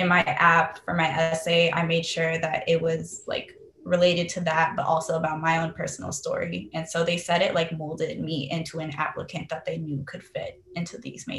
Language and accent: English; California, United States; Oh yeah, because I remember I would always like drive by like different places, especially like I believe like near San Jose or like Silicon Valley